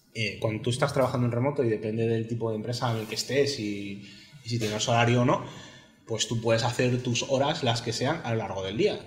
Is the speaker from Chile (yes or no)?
no; Spain; also born or lived in Barcelona / Galicia; El español soy yo.